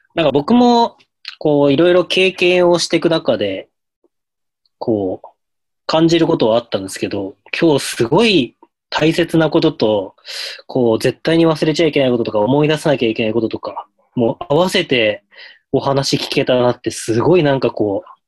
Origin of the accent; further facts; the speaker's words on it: Hokkaido, Japan; 地元北海道